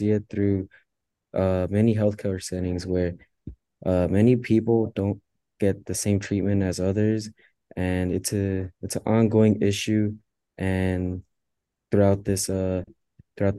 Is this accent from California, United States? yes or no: yes; Los Angeles, California, United States; now in Ithaca, United States; I'm a senior in the ILR school, and I'm from Los Angeles